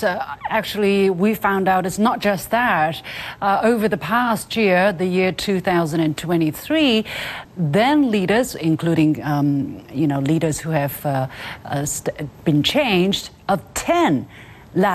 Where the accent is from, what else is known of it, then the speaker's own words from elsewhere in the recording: Jiangsu, China; the construction company is from my hometown of Jiangsu.